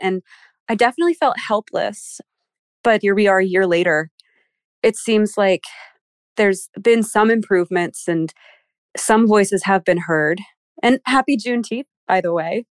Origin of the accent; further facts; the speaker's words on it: Philadelphia, Pennsylvania, United States; moved away as an adult; now in Maryland, United States; I'm from Philly